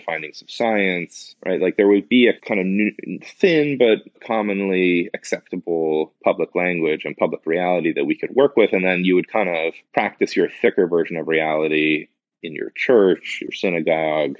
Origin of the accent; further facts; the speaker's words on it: North Shore of Boston, Massachusetts, United States; growing up on the North Shore of Boston